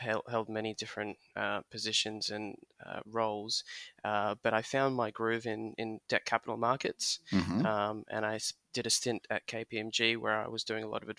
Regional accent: Australia; I'm first generation Australian. My parents immigrated from Soviet Union.

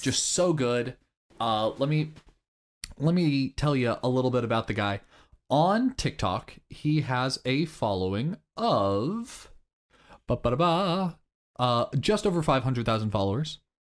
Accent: Kansas, United States; I'm from Kansas

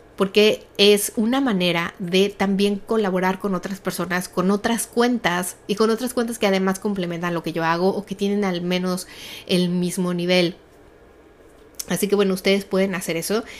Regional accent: Mexico City, Mexico; yo crecí en un país, los que somos de México

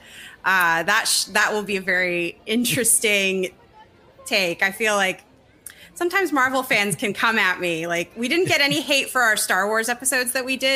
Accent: Los Angeles, California, United States; I grew up in the Los Angeles area, so very close to Disneyland

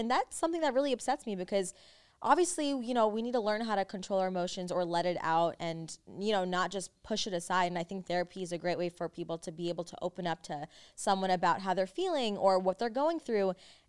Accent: New York, United States; now in Los Angeles, United States; we're originally from New York. We moved here like a year and a half ago. So we're still very fresh into like

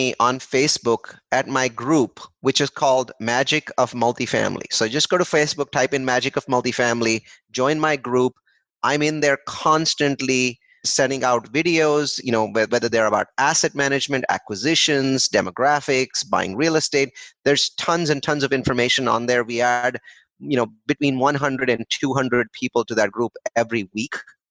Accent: India; English is a second language; now in United States; I think I am in a cricket nut. So I came from India. And most people don't in America don't know about this game called cricket.

